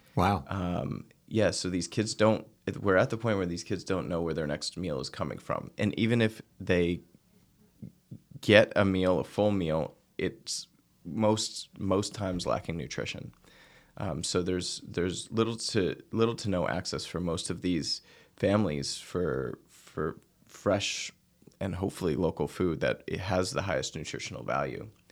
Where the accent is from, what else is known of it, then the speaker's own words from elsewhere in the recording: outside Boston, Massachusetts, United States; also born or lived in Nantucket; I grew up outside Boston